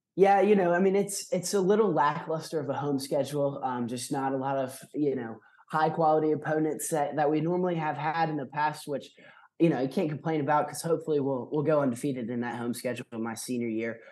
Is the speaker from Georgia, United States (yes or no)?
yes; Athens, Georgia, United States; I'm from Athens, born and raised.